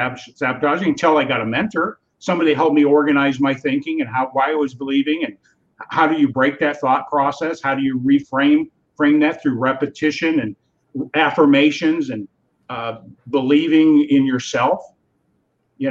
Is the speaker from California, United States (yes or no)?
yes; California, United States; now in Wisconsin, United States; I'm from California originally. So I'm born and raised in California